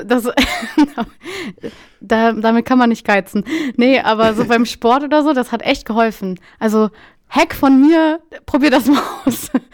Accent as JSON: {"language": "German", "region": "Lower Saxony", "country": "Germany", "said": "ich, bin ja auch Norddeutscher"}